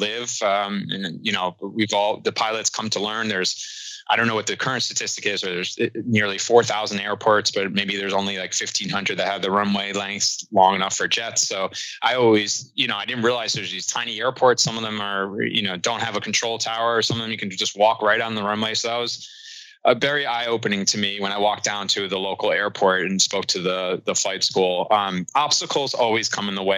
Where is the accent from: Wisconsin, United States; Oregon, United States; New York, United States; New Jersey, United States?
New York, United States; New York City; moved away as an adult; also born or lived in Cincinnati; I'm originally from New York, and that's where I live now in Brooklyn